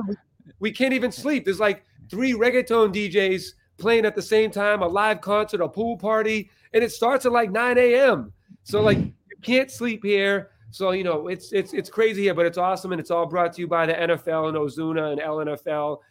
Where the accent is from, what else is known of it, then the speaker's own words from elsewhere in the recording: Boston, Massachusetts, United States; I'm from Boston